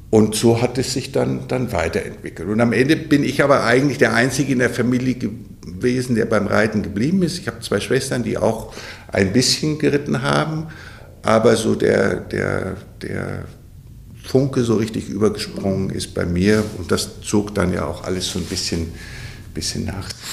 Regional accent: Bavaria, Germany; moved away; also born or lived in Westphalia; ich komme ja aus, aus Bayern, das ist jetzt nicht so Pferdeland wie hier in Westfalen

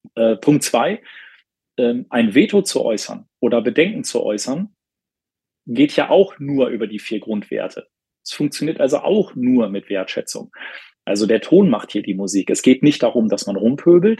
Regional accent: Bielefeld, North Rhine-Westphalia, Germany; hier in meiner Heimatstadt Bielefeld

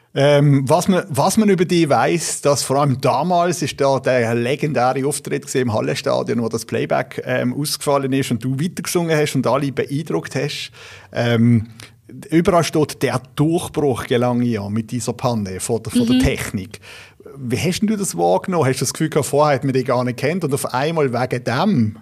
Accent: Basel, Basel-Stadt, Switzerland; ich bin in Basel aufgewachsen

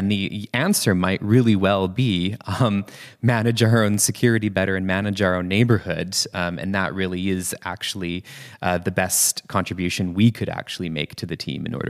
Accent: Canada; now in Berlin, Germany; my home country in Canada

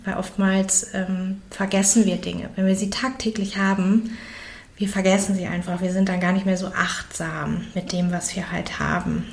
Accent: Germany; bei uns in Deutschland

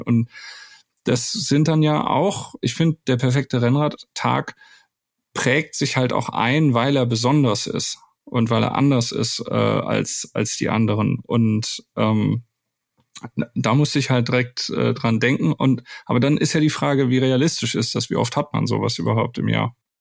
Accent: the Baldeneysee / Wuppertal area, North Rhine-Westphalia, Germany; ich komme ja auch aus der Ecke vom Tom

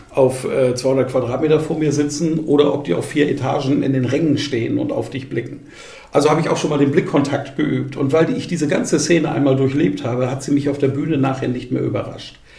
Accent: Bamberg, Bavaria, Germany; Ich moderiere seit vielen Jahren Volksfeste in, in Bamberg, in meiner Heimatstadt

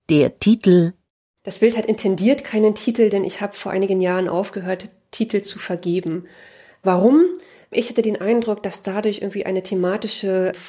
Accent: Berlin, Germany; born there; now in Leipzig, Germany; Ich wurde 1980 in Ostberlin geboren. Ich bin 2003 zum Studium nach Leipzig gekommen.

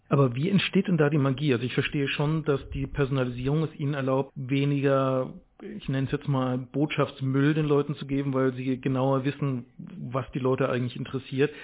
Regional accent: Speyer, Rhineland-Palatinate, Germany

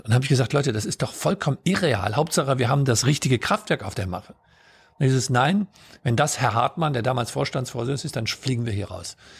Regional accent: Solingen, North Rhine-Westphalia, Germany; ich bin in Solingen aufgewachsen

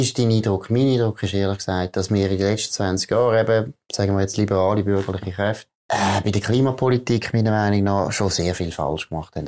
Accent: Switzerland; ich als Schweizer

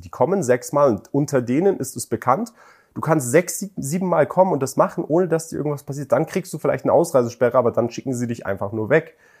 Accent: Germany; now in Dubai, United Arab Emirates; Ich bin in Deutschland geboren, aber meine Eltern, mein Vater hat hier studiert, meine Mutter hat im Iran studiert

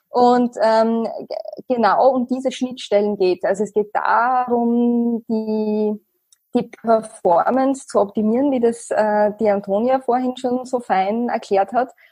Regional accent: Austria; Österreich als mein Heimatland

